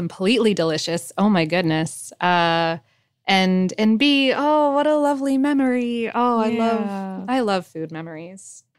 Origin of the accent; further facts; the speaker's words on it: India; As an Indian, back then, it was kind of a really big deal because Indians don't usually eat beef for cultural and religious reasons.